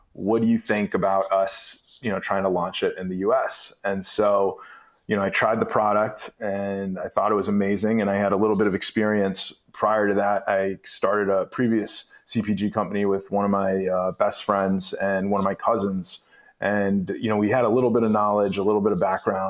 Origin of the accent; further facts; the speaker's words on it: Cleveland, Ohio, United States; I grew up in Cleveland, Ohio.